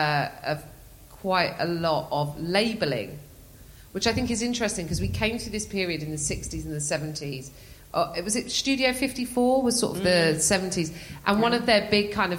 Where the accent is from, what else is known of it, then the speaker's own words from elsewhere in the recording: England, United Kingdom; I'm English.